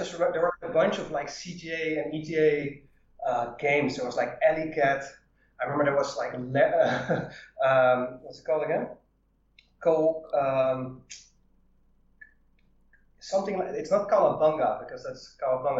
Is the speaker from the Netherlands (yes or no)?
yes; Netherlands; I'm from Holland